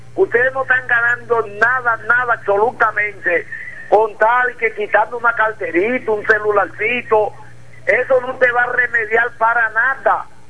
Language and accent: Spanish; Dominican Republic; now in La Romana, Dominican Republic; tuve mi infancia mm. hasta los 16 años en un batecito que le decían el 5 del Cuyá